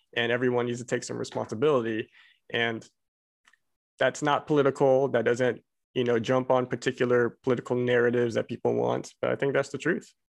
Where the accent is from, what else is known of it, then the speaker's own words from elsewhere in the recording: Abilene, Texas, United States; moved away; I'm Korean, but I grew up in little old Abilene, Texas